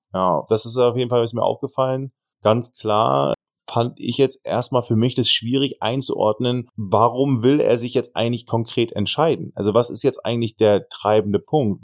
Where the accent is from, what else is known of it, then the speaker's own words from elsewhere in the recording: Germany; Kiel, Hamburg, ich komme ja sogar aus der Ecke